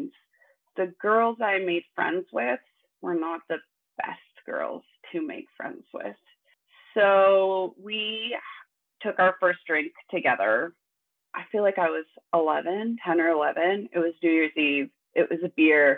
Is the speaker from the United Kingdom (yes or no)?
no; Thunder Bay, Ontario, Canada; now in Ottawa, Canada; I grew up in Northern Ontario. I spent most of my life in Thunder Bay